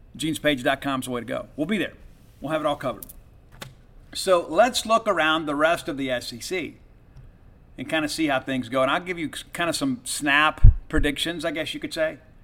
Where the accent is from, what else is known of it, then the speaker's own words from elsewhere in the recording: the South, United States; growing up in the South